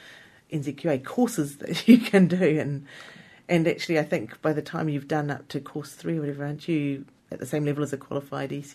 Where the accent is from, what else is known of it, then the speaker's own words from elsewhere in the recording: New Zealand; as a New Zealander